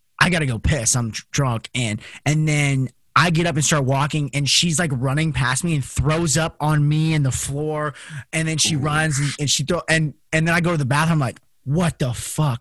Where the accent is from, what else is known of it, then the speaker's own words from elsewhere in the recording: Las Vegas, Nevada, United States; Growing up in Las Vegas